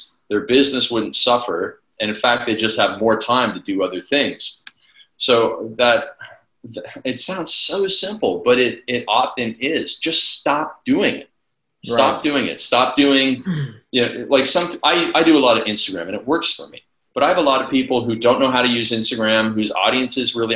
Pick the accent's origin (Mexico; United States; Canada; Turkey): Canada; I'm from Canada